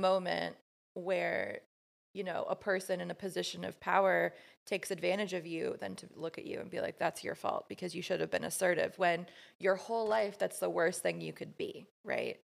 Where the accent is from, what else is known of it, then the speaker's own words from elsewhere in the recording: Midwest, United States; growing up in the Midwest in, like, a super conservative, Catholic home